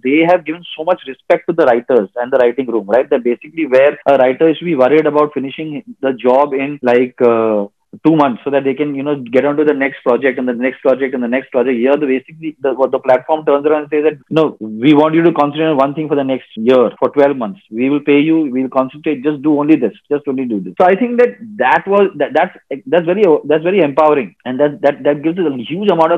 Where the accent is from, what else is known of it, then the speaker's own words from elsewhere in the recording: Mumbai, Maharashtra, India; we have actually grown up in South Bombay together